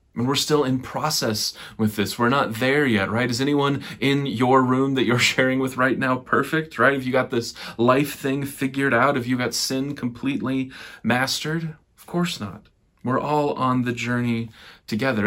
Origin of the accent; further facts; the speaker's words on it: Nebraska and Sioux Falls, South Dakota, Midwest: Omaha, United States; I grew up in the plains of the Midwest, suburbs of Omaha, Nebraska, and in Sioux Falls, South Dakota.